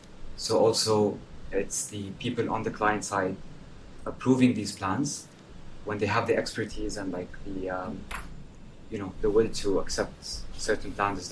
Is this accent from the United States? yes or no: no; Saudi Arabia; moved away as an adult; now in London, United Kingdom; I'm from Saudi Arabia, and I'm doing my PhD at UCL in urban design and planning.